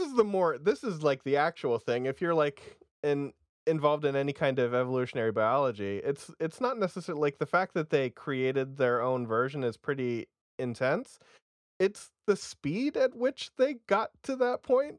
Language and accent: English; Vermont, United States; I'm from Vermont.